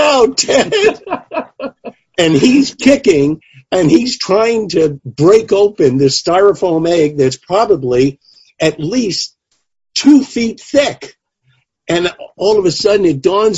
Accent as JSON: {"language": "English", "town": "New York City", "region": "New York", "country": "United States", "tie": "born or raised there", "said": "I grew up in the Bronx. I actually grew up 4.5 miles from home plate of Yankee Stadium"}